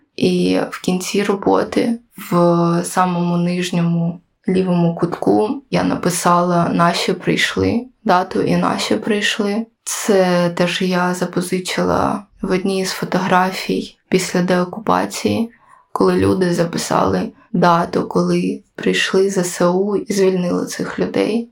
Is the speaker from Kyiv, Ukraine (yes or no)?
yes; Kyiv, Ukraine; я сама з Києва